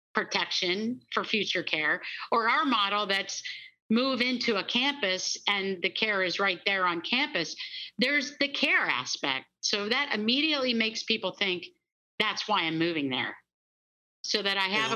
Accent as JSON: {"language": "English", "region": "Pennsylvania", "country": "United States", "tie": "born or raised there", "said": "born and raised in Pennsylvania"}